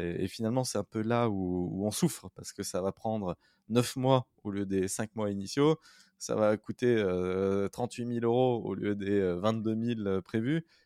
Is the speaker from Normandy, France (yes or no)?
no; Saint-Étienne, Auvergne-Rhône-Alpes, France; Saint-Étienne et je suis stéphanois